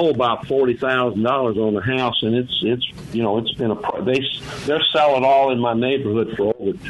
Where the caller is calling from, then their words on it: Memphis, Tennessee, United States; I'm calling from Memphis.